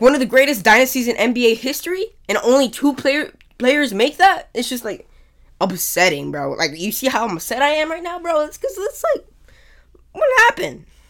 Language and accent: English; San Antonio, Texas, United States; I'm from San Antonio. I, I'm in San Antonio right now